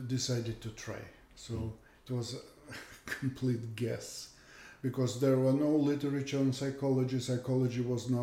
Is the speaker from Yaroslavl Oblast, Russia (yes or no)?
yes; Yaroslavl, Yaroslavl Oblast, Russia; English is a second language; moved away as an adult; also born or lived in St. Petersburg, Russia; now in Canada; I'm originally from Russia